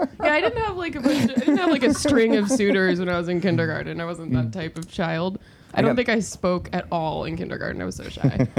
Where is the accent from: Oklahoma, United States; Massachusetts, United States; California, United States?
California, United States; also born or lived in Germany; Germany in high school, then moved back to California for senior year in college. So I would say I'm from California, even though I'm not really like from anywhere.